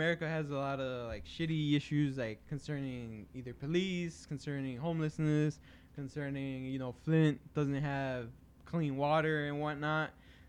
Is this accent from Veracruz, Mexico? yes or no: no; Mexico City, Mexico; I'm from Mexico City. We still have to, like, in ration water, put it in a bucket.